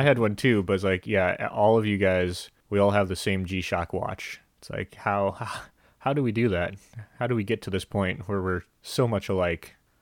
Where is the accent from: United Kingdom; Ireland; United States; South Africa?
United States; as an American